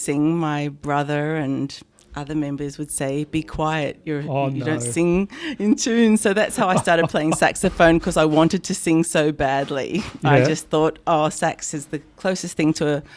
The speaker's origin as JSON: {"language": "English", "town": "Sydney", "region": "New South Wales", "country": "Australia", "moved": "as an adult", "lives_now": "France", "said": "I'm initially from Sydney."}